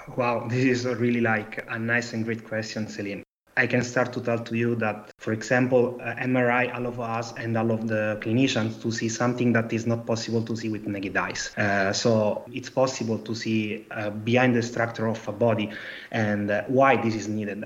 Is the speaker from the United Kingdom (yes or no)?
no; Italy; accent: Italian; English is a second language; now in Antwerp, Belgium; I'm an Italian guy, as you understand from my accent.